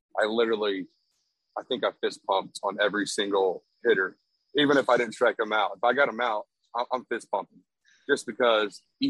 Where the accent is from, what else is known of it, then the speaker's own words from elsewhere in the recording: Texas, United States; I'm from Texas, born and raised